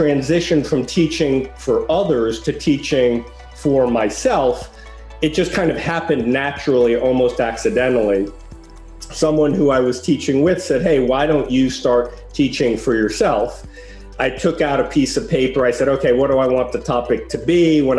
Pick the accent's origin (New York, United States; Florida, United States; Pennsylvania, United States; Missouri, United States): New York, United States; New York City; also born or lived in Paris, France; You know, I grew up in Greenwich Village